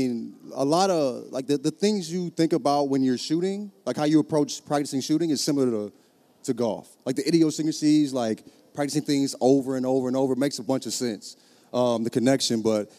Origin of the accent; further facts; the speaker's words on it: St. Louis, Missouri, United States; I'm from St. Louis